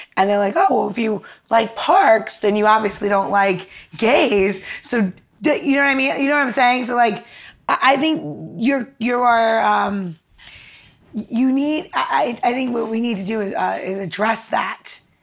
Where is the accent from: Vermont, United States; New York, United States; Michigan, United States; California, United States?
New York, United States; now in Washington, D.C., United States; I'm from New York originally